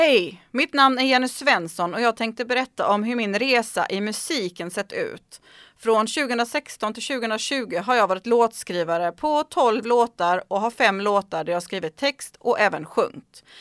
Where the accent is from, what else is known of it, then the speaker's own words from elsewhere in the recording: Sweden; Hemma i Sverige